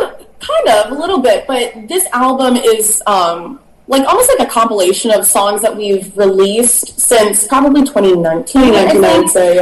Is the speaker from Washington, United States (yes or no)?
no; Orlando, Florida, United States; now in Nashville, United States; born and raised in Orlando.